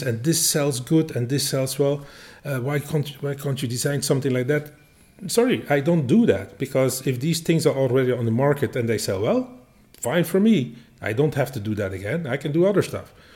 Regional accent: Belgium; we Belgians

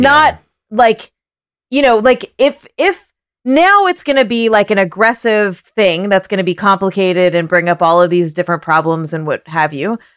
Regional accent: Canada; now in United States; I grew up in Canada

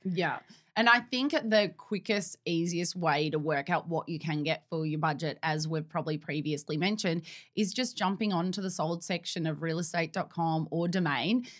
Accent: Melbourne, Victoria, Australia; Born and bred in Melbourne

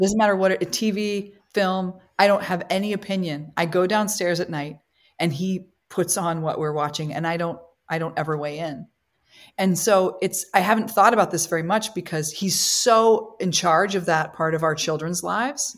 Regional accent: Midwest, United States; moved away as an adult; also born or lived in Copley, Ohio / Chicago, Illinois; now in New York, United States; I'm a Midwesterner

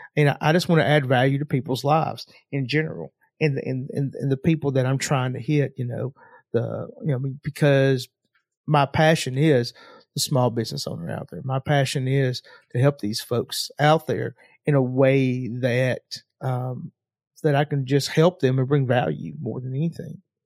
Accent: Knoxville, Tennessee, United States; I'm from Knoxville, Tennessee

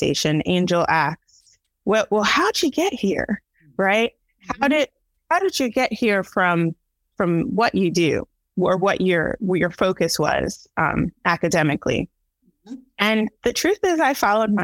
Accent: New Jersey, United States; moved away as an adult; now in Baltimore, United States; I was born in New Jersey and have since relocated to Baltimore, Maryland

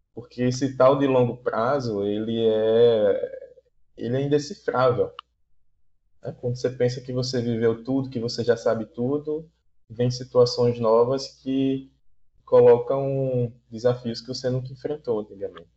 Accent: Aracaju, Sergipe, Brazil; sou de, de Aracaju, Sergipe, aqui do Nordeste

